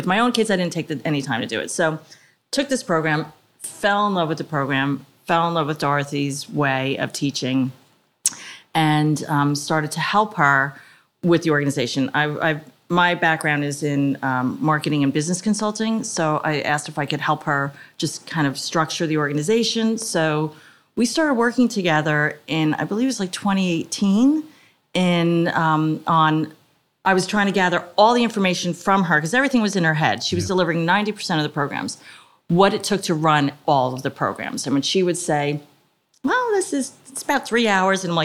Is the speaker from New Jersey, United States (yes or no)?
yes; Edison, New Jersey, United States; now in Montgomery Township, United States; I grew up in Edison